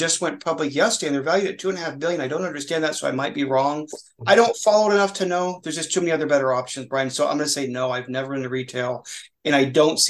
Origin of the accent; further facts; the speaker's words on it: Oregon, United States; I'm from Oregon, so that's from my hometown.